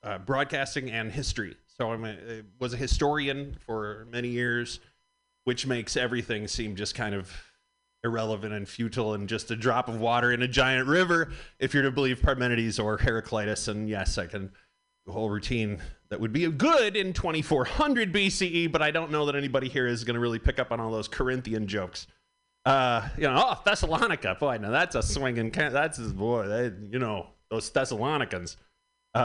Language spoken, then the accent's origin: English; Michigan, United States; moved away; I am from Michigan